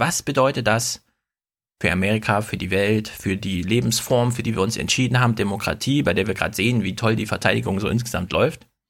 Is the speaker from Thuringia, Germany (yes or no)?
yes; Jena, Thuringia, Germany; moved away; ich bin ja selber ein Ossi